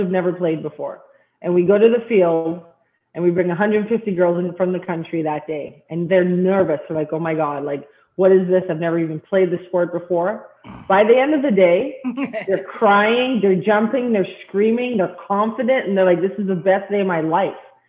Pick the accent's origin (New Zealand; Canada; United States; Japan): Canada; I'm Canadian